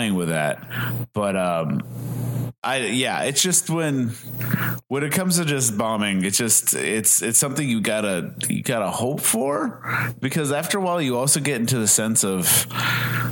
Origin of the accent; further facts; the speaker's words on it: Massachusetts, United States; moved away as an adult; now in Southern California, United States; I'm from Massachusetts. Yeah. I came from Massachusetts, and I moved out here in like 2007